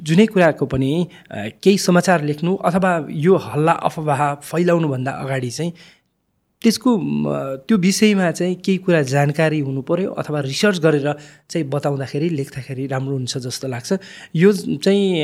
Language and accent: Nepali; Lukla, Koshi Province, Nepal; moved away; हिमालसँग नजिक भएर सामिप्यता भएर म हुर्किएको मान्छे खुम्बुबा गाउँपालिका वडा नम्बर दुई लुक्लामा जन्मेको जुन चाहिँ सगरमाथा अवस्थित गाउँपालिका नै हो